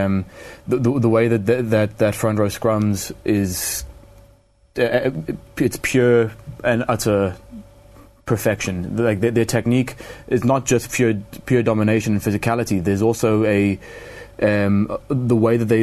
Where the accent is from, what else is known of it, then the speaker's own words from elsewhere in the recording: South Africa; As a South African